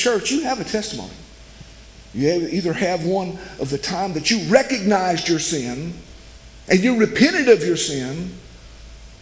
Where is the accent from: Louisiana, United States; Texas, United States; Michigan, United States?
Louisiana, United States; West Monroe; born or raised there